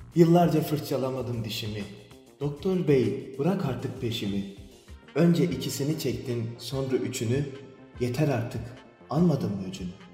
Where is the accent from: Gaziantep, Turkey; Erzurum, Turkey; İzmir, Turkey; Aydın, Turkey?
Erzurum, Turkey; ben de Erzurumluyum.